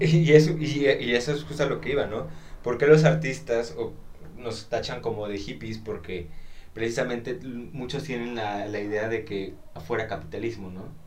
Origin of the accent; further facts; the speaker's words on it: Xalapa, Veracruz, Mexico; nací aquí en Jalapa